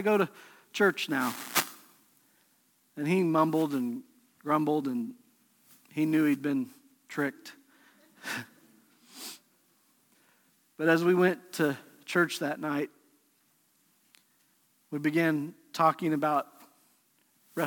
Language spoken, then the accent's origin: English; Pueblo, Colorado, United States; we grew up together in Pueblo, Colorado